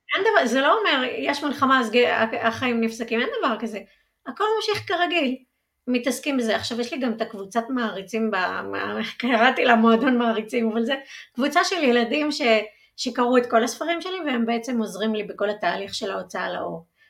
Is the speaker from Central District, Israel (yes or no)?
yes; Udim, Central District, Israel; גדלתי במושב אודים